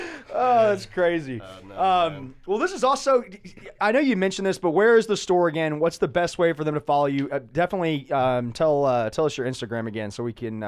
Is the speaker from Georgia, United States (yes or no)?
yes; Atlanta, Georgia, United States; See, I grew up in Atlanta in the 90s and went to college in the early 2000s.